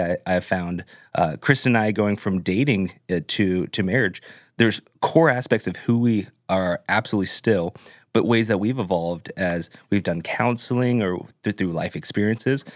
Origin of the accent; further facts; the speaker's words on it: Orange County, California, United States; moved away as an adult; now in Nashville, United States; I grew up in Orange County